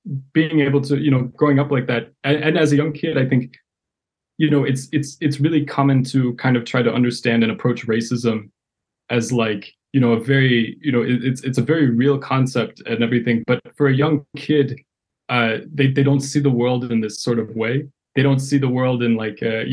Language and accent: English; Madison, Wisconsin, United States; moved away as an adult; also born or lived in Yekaterinburg, Russia / Washington, D.C. area; now in Chicago, United States; I grew up in a predominantly white community in Madison, Wisconsin